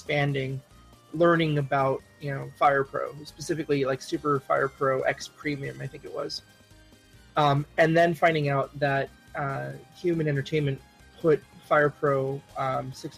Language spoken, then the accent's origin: English; Hawaii, United States; I grew up in Hawaii